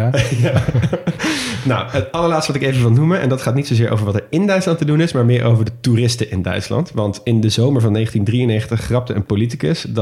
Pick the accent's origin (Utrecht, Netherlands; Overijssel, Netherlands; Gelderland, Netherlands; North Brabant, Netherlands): Gelderland, Netherlands; Nijmegen; moved away; ik kom oorspronkelijk uit Nijmegen. En eh, dat ligt natuurlijk vlak bij de Duitse grens.